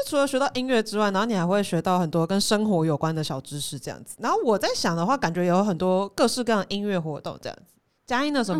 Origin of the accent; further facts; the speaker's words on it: Taipei, Taiwan; 对我就是台北人，